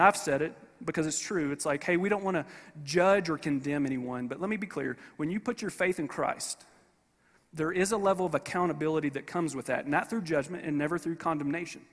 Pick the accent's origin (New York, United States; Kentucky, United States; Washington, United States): Kentucky, United States; Paris; I'm from Paris, Kentucky